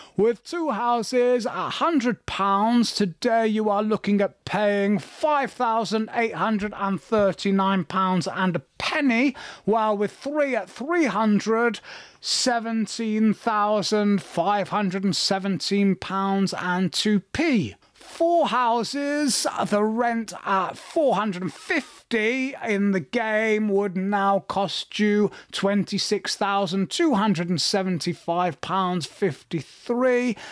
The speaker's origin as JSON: {"language": "English", "town": "Manchester", "region": "North West England", "country": "United Kingdom", "tie": "born or raised there", "said": "I grew up in Manchester"}